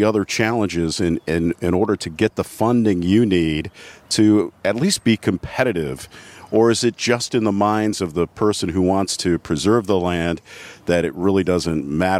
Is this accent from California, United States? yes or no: no; Cleveland, Ohio, United States; now in Allen County, Ohio, United States; I'm from Cleveland, born and raised.